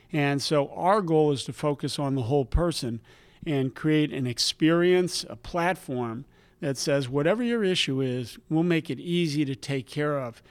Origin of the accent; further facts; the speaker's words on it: New Jersey, United States; I grew up in New Jersey